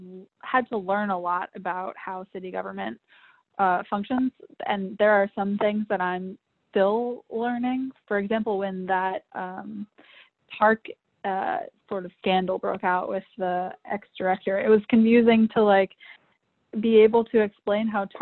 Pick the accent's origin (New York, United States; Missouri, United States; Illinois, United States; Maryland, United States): Maryland, United States; Columbia; moved away as an adult; also born or lived in Sacramento / Indianapolis; now in Louisville, United States; I grew up in Columbia, Maryland, which is like a planned suburb area.